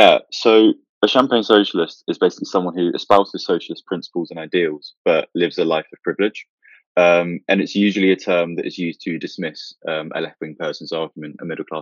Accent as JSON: {"language": "English", "town": "Milton Keynes", "region": "South East England", "country": "United Kingdom", "tie": "born or raised there", "also_born_or_lived": "London", "said": "I grew up on the outskirts of Milton Keynes"}